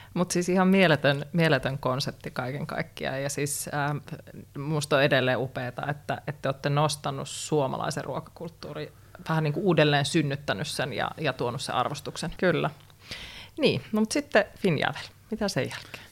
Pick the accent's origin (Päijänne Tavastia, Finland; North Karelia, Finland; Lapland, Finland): North Karelia, Finland; Mä oon kotoisin Pohjois-Karjalasta